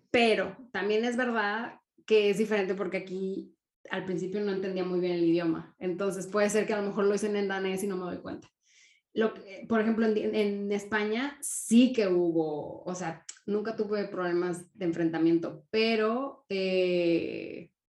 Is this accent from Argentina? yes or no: no; Mexico; now in Denmark; Sí, o sea, por ser mexicana